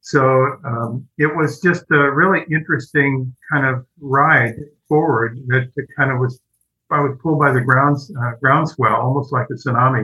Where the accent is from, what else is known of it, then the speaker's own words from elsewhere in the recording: Southern California, United States; I grew up in Southern California